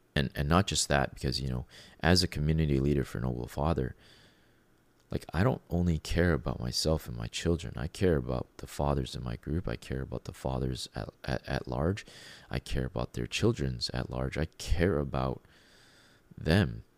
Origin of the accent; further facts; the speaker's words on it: Canada; being a Canadian